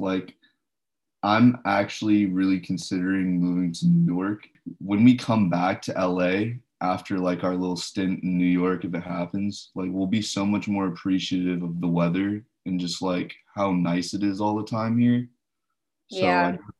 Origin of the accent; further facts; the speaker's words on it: Hong Kong; also born or lived in India; Yeah, I grew up in Hong Kong and India for a little bit. So I'm used to those tropical climates where it's, like, humid and hot